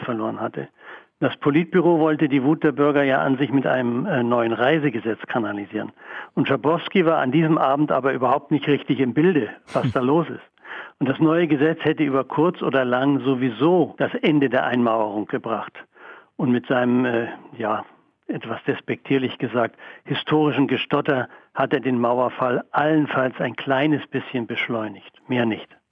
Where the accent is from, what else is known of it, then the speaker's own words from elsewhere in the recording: Mecklenburg-Vorpommern, Germany; moved away; also born or lived in Saxony / Munich; Ich komme ja aus dem Osten, bin in Sachsen geboren, in Mecklenburg aufgewachsen